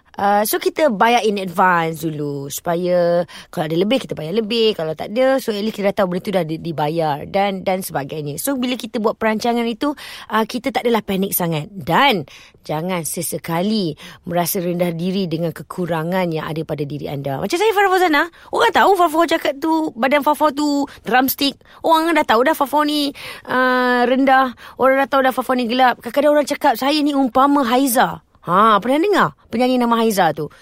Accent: Petaling Jaya, Selangor, Malaysia; also born or lived in Shah Alam; saya lahir di Selangor uh, Petaling Jaya di Hospital Asunta kemudian membesar di Petaling Jaya juga

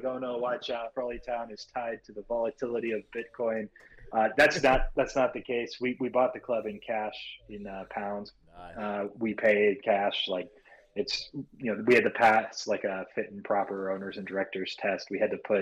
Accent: Los Angeles, California, United States; I'm from Southern California near Los Angeles. That's where I grew up

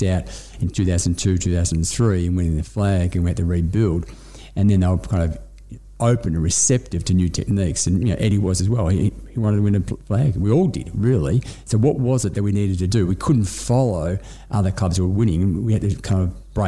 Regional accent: Melbourne, Victoria, Australia; I grew up in the northern suburbs. I grew up in Northcote, family in Collingwood.

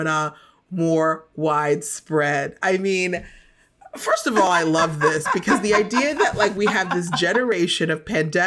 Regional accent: United States; I'm the American.

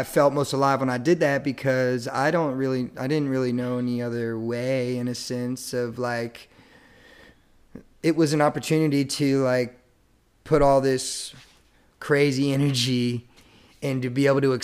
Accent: Chantilly, Virginia, United States; also born or lived in Wilmington, North Carolina; now in Cary, United States; I grew up in Northern Virginia, Chantilly, Virginia, which is inside of Fairfax County

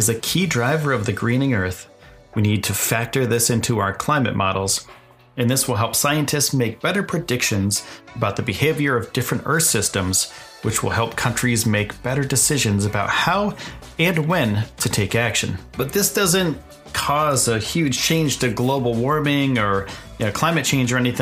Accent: eastern United States, East Coast, United States; I'm from the United States. I'm from the eastern side of the United States

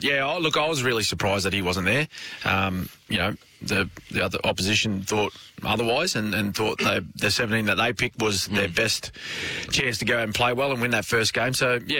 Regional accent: Logan, Queensland, Australia; I am from Logan

